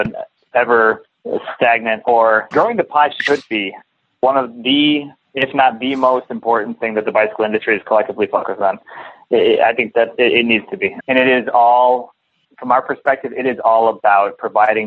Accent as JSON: {"language": "English", "town": "Madison", "region": "Wisconsin", "country": "United States", "tie": "born or raised there", "said": "Madison, Wisconsin, my hometown"}